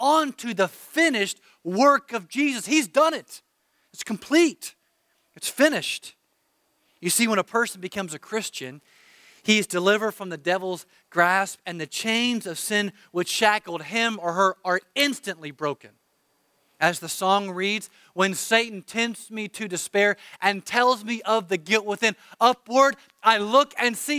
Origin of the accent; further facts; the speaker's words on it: United States; I'm an American